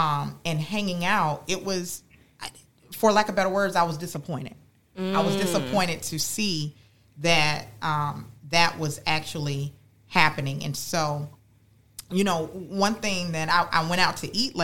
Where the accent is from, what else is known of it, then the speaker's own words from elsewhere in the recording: West Palm Beach, Florida, United States; I born and raised in Palm Beach County, grew up in West Palm Beach